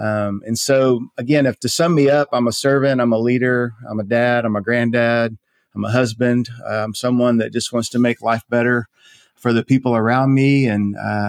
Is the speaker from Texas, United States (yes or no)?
yes; Conroe, Texas, United States; I grew up in Conroe. I'm a third generation Conroe kid. My family, I grew up at First Baptist Church Conroe.